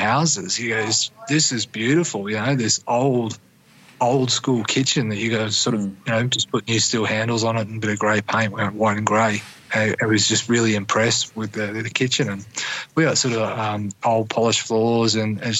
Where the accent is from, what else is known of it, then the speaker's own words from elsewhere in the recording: Gladstone, Queensland, Australia; also born or lived in Bundaberg, Australia; I did high school in Gladstone